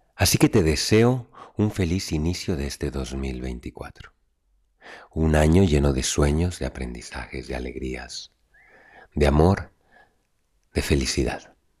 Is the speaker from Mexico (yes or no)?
yes; Mexico; moved away; Poder reencontrarme con mi México querido en este 2024 y volver a mis tradiciones, a mis raíces que noto rotas en cierta manera después de tantos años de no viajar a mi casa, a mi tierra, a mis raíces